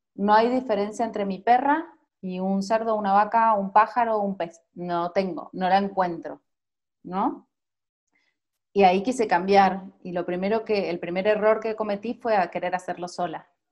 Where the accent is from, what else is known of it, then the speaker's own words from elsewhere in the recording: Mendoza, Argentina; moved away as an adult; now in Mexico City, Mexico; soy de Mendoza, Argentina